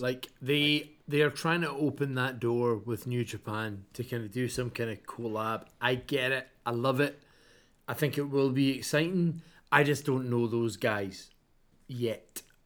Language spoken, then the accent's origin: English; Scotland, United Kingdom; I'm from Scotland